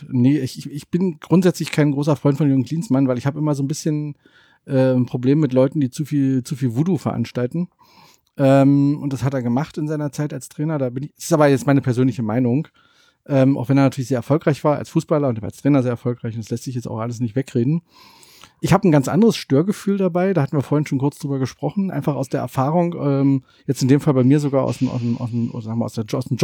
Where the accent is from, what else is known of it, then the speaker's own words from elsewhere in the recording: East Germany, Germany; Ich würde als Ossi gerne noch was dazu sagen.